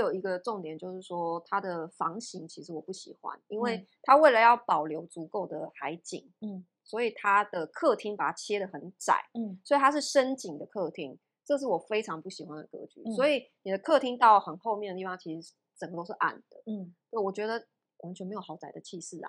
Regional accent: Taichung, Taiwan; 因为我是台中人。

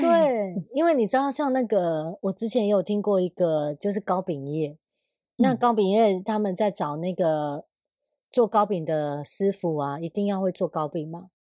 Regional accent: Sanzhi, New Taipei, Taiwan; moved away; 因为我家以前住在三芝

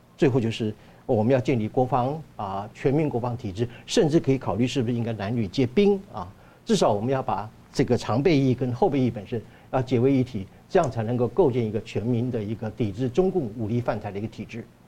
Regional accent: Taiwan; 我们台湾人民

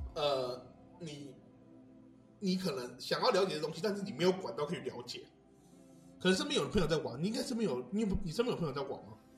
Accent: Houli, Taichung, Taiwan; 我们都是后里人

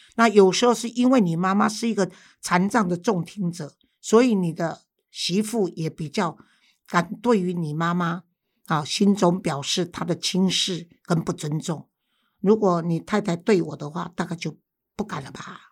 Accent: Taiwan; 而且我们现在台湾就从中国流行过来的

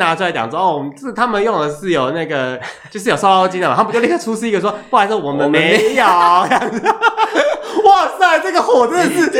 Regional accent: Taiwan; 因为我们是台湾人嘛

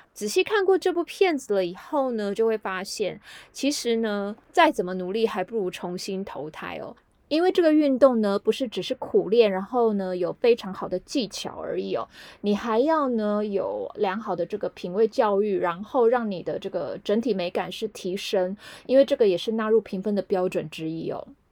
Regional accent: Taiwan; 并不是我们台湾人日常会从事的运动嘛

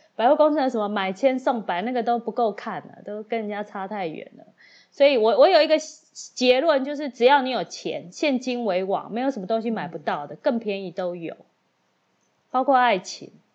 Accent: Taiwan; 我就是台湾人嘛

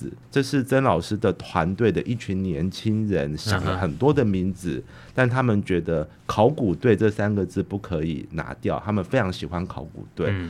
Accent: Hualien County, Taiwan; 然后是我们花莲人昆颖做主策展人

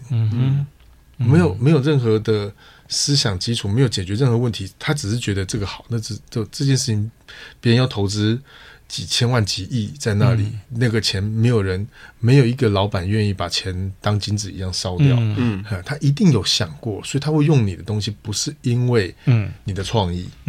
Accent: Taiwan; 就欧洲欧美有他们的习惯，我们台湾人有台湾的习惯，大陆有他的习惯

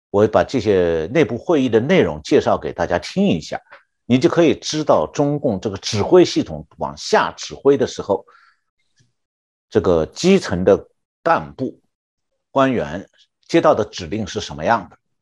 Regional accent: Shanghai, China; 我就是上海出生长大的，所以也算是上海人

